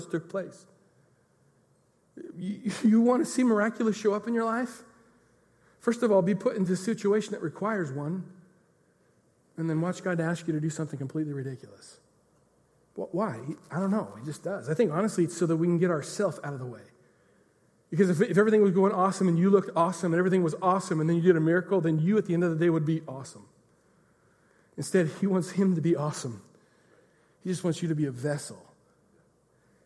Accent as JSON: {"language": "English", "region": "Pacific Northwest", "country": "United States", "said": "we're from the Pacific Northwest"}